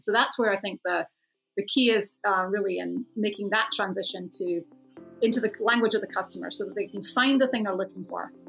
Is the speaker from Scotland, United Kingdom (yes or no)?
yes; Scotland, United Kingdom; moved away; I'm off to Scotland next month, back to my home country